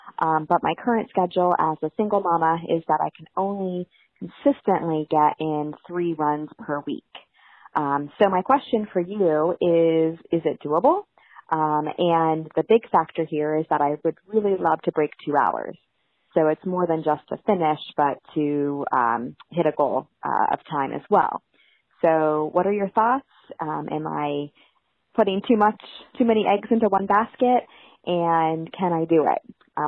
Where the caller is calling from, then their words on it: Mountain Top, Pennsylvania, United States; I'm calling from Mountaintop, Pennsylvania, and I am a mother runner. I have a 3.5-year-old son and an 11-month-old daughter.